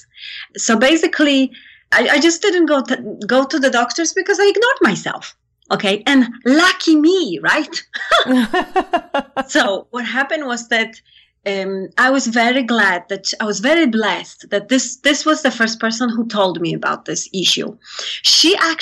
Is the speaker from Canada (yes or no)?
no; Poland; moved away; I come from Poland.